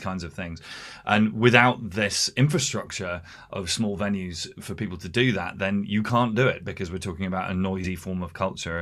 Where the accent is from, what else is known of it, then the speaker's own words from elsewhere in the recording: Hampshire, South East England, United Kingdom; moved away as an adult; also born or lived in London; now in Essex, United Kingdom; I was raised in Hampshire